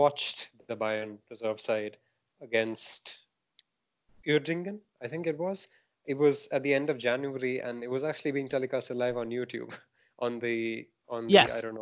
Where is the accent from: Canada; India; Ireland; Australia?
India; I'm Indian